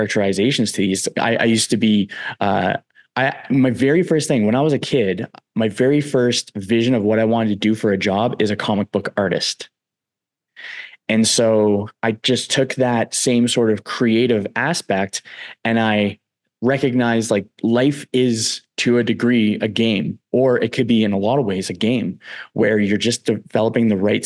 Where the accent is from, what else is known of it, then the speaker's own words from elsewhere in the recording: East Coast, United States; I'm from the East Coast as well